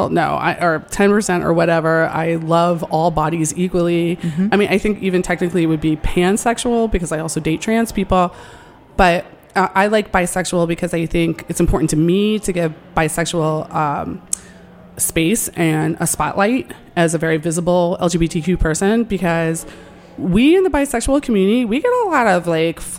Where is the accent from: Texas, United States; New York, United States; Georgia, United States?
New York, United States; And I grew up right outside New York City, and my parents are sex positive people.